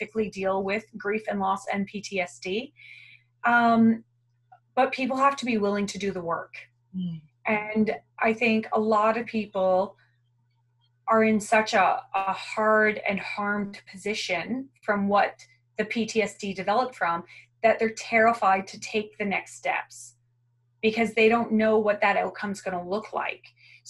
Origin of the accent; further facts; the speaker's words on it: Canada; moved away as an adult; now in Australia; I'm originally from Canada